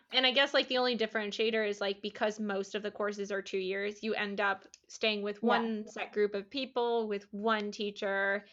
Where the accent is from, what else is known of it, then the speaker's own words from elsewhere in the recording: Iowa, United States; I grew up in Iowa